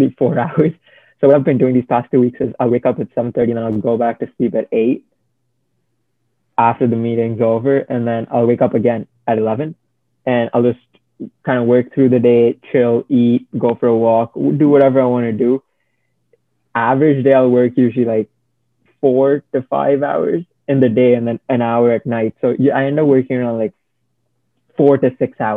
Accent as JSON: {"language": "English", "country": "India", "moved": "yes", "lives_now": "Canada", "said": "I still identify myself as Indian, even though I've been living here like 5 years"}